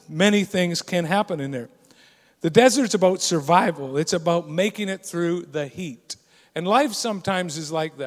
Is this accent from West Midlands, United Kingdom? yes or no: no; Scotland, United Kingdom; I'm Scottish